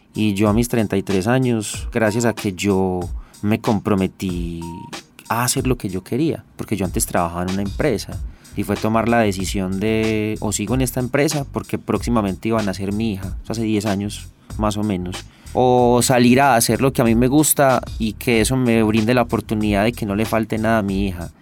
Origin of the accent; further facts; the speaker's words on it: Medellín, Antioquia, Colombia; Yo soy de Manrique Las Esmeraldas, uno de los barrios que construye la, Comuna Cuatro de Aranjuez